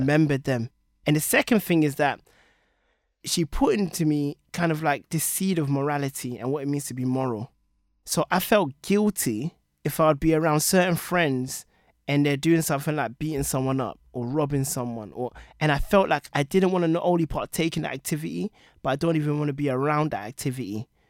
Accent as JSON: {"language": "English", "region": "London", "country": "United Kingdom", "tie": "born or raised there", "said": "growing up in Tottenham, I felt like I was growing up relatively poor in the ghetto."}